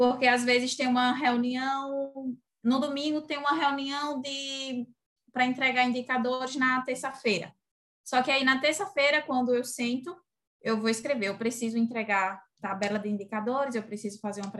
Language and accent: Portuguese; Sergipe, Brazil; tenho 24 anos, venho de Sergipe, pelo sotaque já dá para perceber, né? Arrastado.